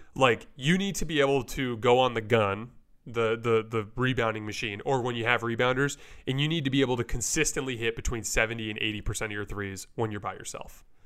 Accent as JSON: {"language": "English", "town": "Tucson", "region": "Arizona", "country": "United States", "said": "we're also from Tucson"}